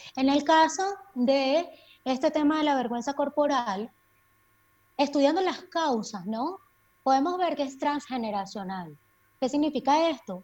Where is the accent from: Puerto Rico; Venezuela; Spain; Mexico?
Venezuela; Maracay, Aragua; moved away as an adult; also born or lived in Mérida, Venezuela; now in Quito, Ecuador; Estuve unos años en Maracay ejerciendo como psiquiatra en el Instituto Venezolano de Seguridad Social de San José y luego, bueno, por toda la crisis país, me tocó migrar como muchos de nosotros y ahora estoy viviendo en Quito, Ecuador